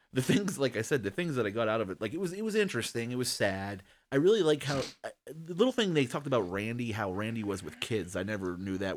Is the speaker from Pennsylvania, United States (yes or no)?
yes; Pittsburgh, Pennsylvania, United States; we're from Pittsburgh